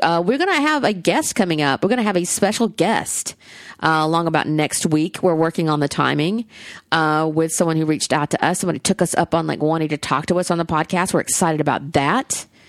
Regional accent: the South, United States; accent: Southern; my Southern accent

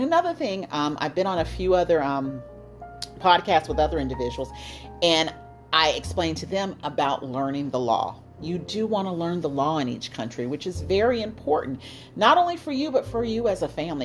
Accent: United States; moved away as an adult; It was totally different than the United States where I'm from. My home country is the United States

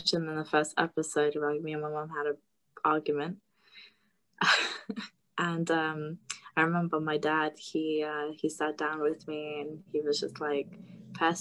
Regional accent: Lithuania; moved away; I'm originally from Lithuania

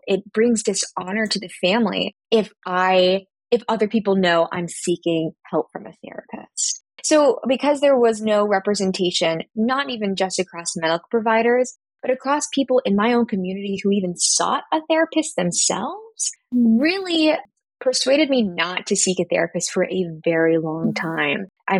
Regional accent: Philippines; I am Filipino and half white, and my mother most certainly was not supportive about mental health as I was going through high school and college.

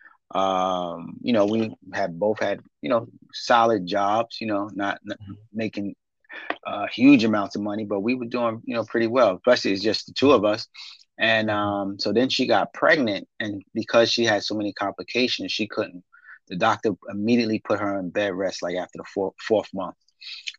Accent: New York City, New York, United States; Born and raised in Brooklyn

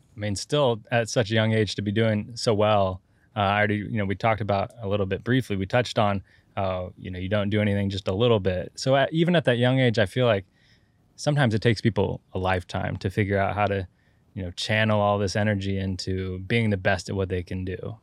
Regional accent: Santa Cruz Mountains, California, United States; I'm from the Santa Cruz Mountains

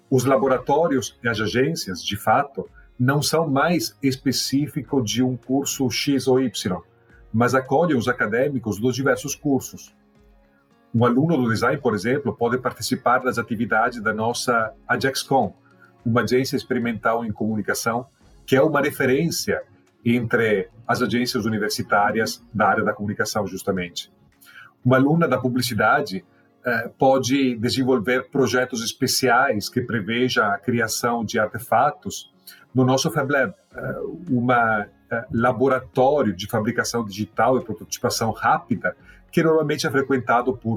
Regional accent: Italy; Portuguese is a second language; moved away as an adult; now in Brazil; Eu ainda estava na Itália, sou italiano. Era doutorando no Politécnico de Milão.

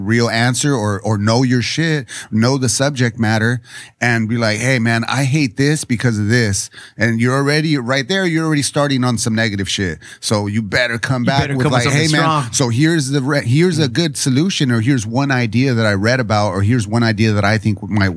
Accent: San Diego, California, United States; also born or lived in Chula Vista; I was the first born on my mom's side here in San Diego at Kaiser Permanente. And then we grew up right there by St. Jude's

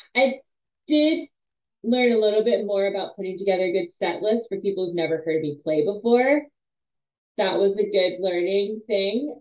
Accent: East Coast, United States; moved away; also born or lived in New England; I'm from the East Coast, so I'm very, and I lived in the Northeast, uh, New England for a while.

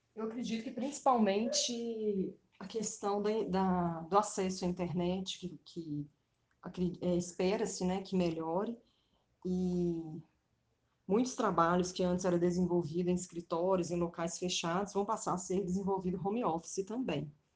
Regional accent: Contagem, Minas Gerais, Brazil; Eu nasci em Contagem, Minas Gerais

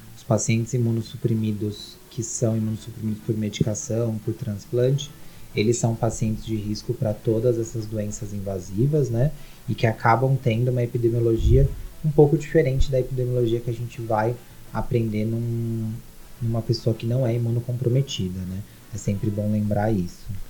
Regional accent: São Paulo, Brazil; sou daqui de São Paulo mesmo

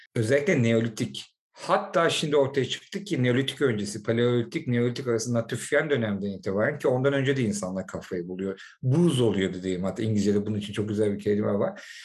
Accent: Istanbul, Turkey; also born or lived in London; Kuzguncukluyuz aile

